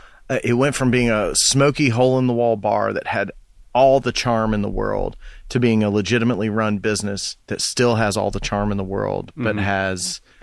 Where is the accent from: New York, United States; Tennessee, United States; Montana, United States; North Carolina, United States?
Tennessee, United States; Mariner's Point; So I lived in Mariner's Point, which is just across the lake from Louisville Landing. I grew up in Mariner's Point and I was too young to drive a car. I was 14 years old, but I was old enough to work.